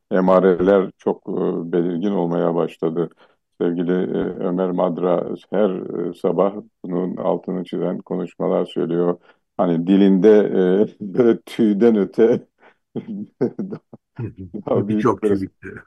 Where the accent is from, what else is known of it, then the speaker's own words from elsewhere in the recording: Black Sea Region, Turkey; first language Laz; Turkish is a second language; E, ve ben de gerçek Laz'ım. Ana dilim Lazca.